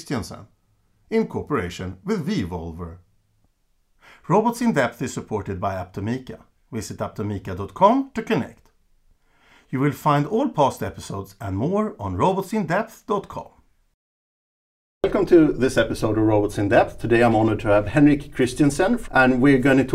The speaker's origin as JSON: {"language": "English", "town": "Stockholm", "region": "Stockholm County", "country": "Sweden", "tie": "born or raised there", "said": "KTH in Stockholm, actually, which is my hometown."}